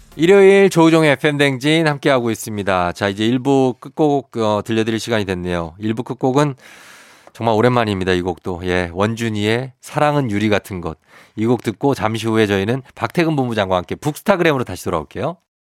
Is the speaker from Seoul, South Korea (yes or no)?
yes; Seoul, South Korea; 저도 할아버지 고향이 이쪽인 거지. 마산 뭐 그쪽인 거지. 제 고향은 이제 서울이죠